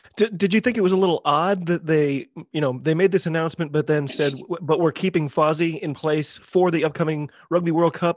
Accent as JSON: {"language": "English", "country": "United States", "said": "I'm an American rugby fan"}